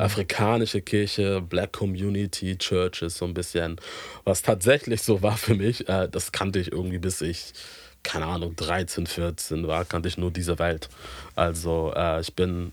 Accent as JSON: {"language": "German", "region": "Hamburg", "country": "Germany", "tie": "born or raised there", "said": "ich bin ähm, hier in Hamburg geboren und auch aufgewachsen"}